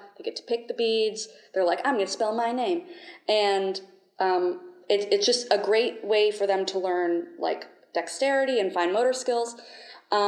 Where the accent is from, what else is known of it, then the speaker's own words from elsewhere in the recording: St. Augustine, Florida, United States; I'm from St. Augustine, Florida